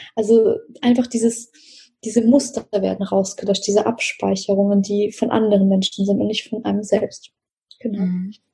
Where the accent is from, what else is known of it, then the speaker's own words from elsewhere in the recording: Russia; moved away; ich bin ja in Russland geboren